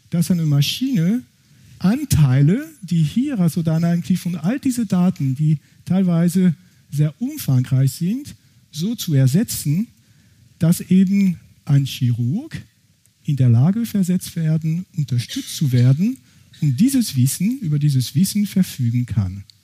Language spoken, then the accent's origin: German; France; accent: French; German is a second language; Ich bin, wie gesagt, ursprünglich aus Frankreich, das kann man wahrscheinlich von meinem Akzent nicht überhören.